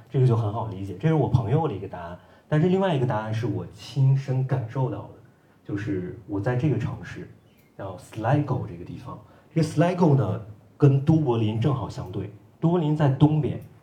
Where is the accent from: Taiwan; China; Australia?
China; moved away as an adult; also born or lived in Ireland; 我作为一个中国人，我在爱尔兰